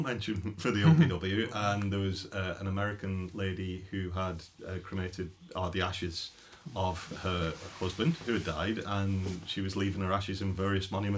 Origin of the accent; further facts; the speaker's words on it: England, United Kingdom; now in Ireland; I'm from England originally